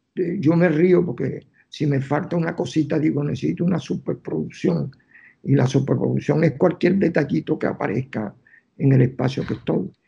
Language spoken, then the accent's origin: Spanish; Caracas, Capital District, Venezuela; moved away as an adult; now in New York, United States; yo que soy caraqueño, que no puedo vivir sin, el Ávila